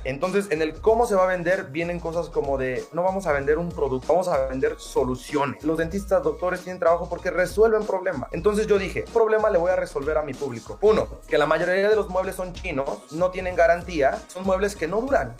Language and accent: Spanish; Mexico; now in United States; yo soy mexicano